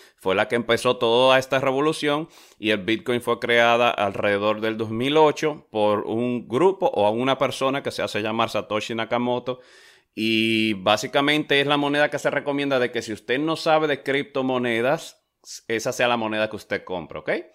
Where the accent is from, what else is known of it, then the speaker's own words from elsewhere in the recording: Dominican Republic; yo soy de República Dominicana